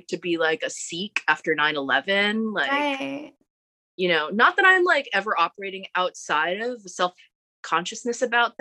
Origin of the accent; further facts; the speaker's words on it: New York City, New York, United States; We're both Asian Americans, but I'm from Queens